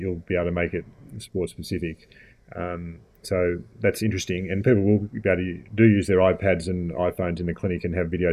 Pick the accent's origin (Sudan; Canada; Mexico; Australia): Australia; I'm from Australia